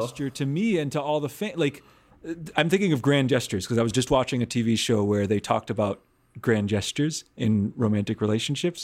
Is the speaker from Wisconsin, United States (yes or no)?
yes; Milwaukee, Wisconsin, United States; I grew up in Wisconsin